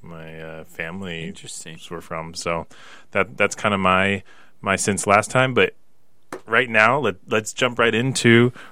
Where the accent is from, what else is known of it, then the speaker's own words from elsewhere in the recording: Eastern Washington, United States; growing up in Eastern Washington, it was more likely for me to go and see my dad's family and go to a Twins game than it was to even come over to Seattle.